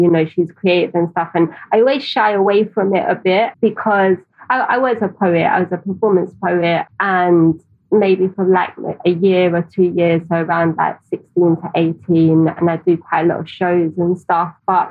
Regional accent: London, United Kingdom; I grew up in Tower Hamlets

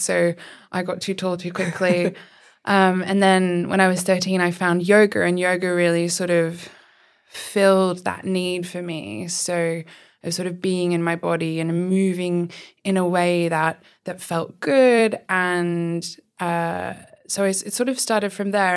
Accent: Australia; moved away as an adult; now in Oxford, United Kingdom; I am originally from Australia and I moved to Oxford nearly six years ago now.

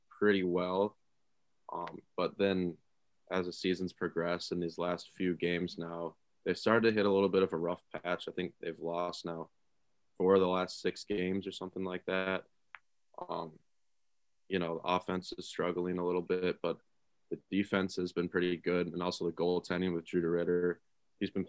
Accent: Minnesota, United States; moved away; in my home state of Minnesota

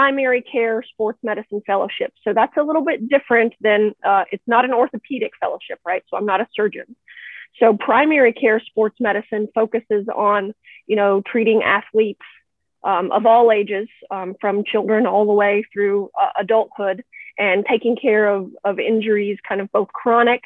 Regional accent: Texas, United States; moved away as an adult; also born or lived in Houston, Texas; now in Western Massachusetts, United States; We moved up here from Houston. I was born and raised in Texas.

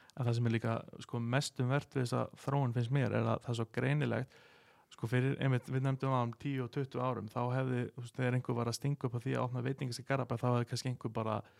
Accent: Garðabær, Capital Region, Iceland; við sem höfum alist upp í þessum bæ

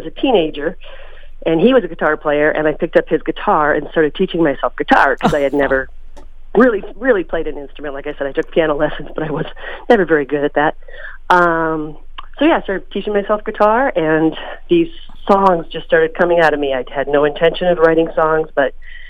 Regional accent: Mahtomedi, Minnesota, United States; now in St. Paul, United States; I grew up in Matamidi, which is just about 10 or 15 miles north of St. Paul, which is where I live now. And I had an idyllic childhood.

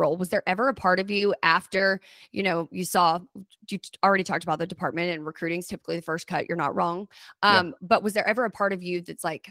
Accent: Odessa, Texas, United States; I come from Odessa, you know, oil and gas country

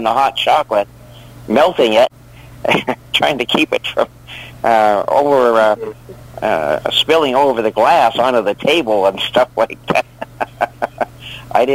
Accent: Wyoming, United States; moved away as an adult; now in California, United States; I'm from Wyoming originally

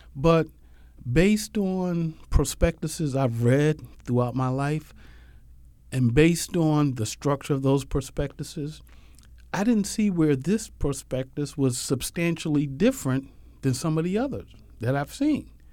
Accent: Philadelphia, Pennsylvania, United States; I was born and raised in Philly.

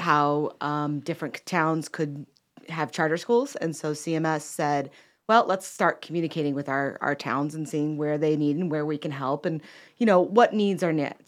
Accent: Chicago, Illinois, United States; moved away as an adult; now in Cornelius, North Carolina, United States; I'm originally from Chicago and moved down here in about two thousand eleven

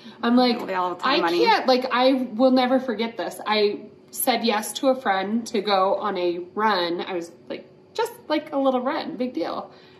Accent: Western Slope, Colorado, United States; now in Colorado Springs, United States; The reason why I moved here from the Western Slope was awesome. Like we grew up skiing on Fridays

